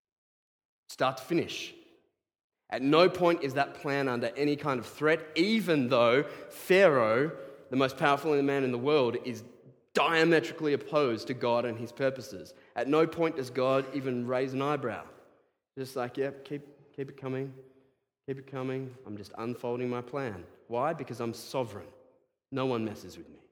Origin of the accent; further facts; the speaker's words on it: Australia; I am an Australian